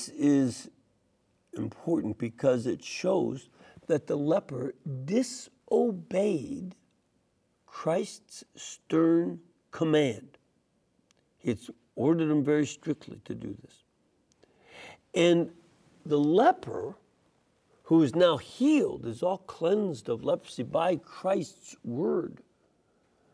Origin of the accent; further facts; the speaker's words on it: Chicago, Illinois, United States; I'm from Chicago